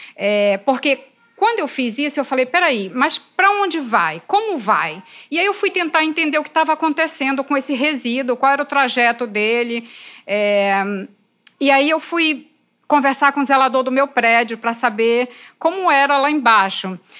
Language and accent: Portuguese; Pará, Brazil; eu sou paraense